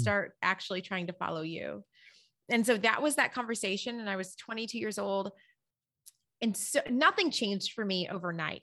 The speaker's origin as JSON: {"language": "English", "town": "Berrien Springs", "region": "Michigan", "country": "United States", "tie": "born or raised there", "moved": "yes", "said": "I grew up in, um, Berrien Springs, Michigan"}